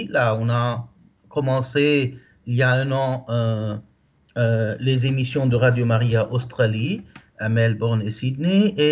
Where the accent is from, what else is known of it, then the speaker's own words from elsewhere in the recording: Lebanon; now in Italy; je suis libanais. je vis en Italie depuis 35 ans. je suis marié avec deux petites filles de 12 et 14 ans. Et là, j'ai vécu au Liban au début jusqu'à ma jeunesse.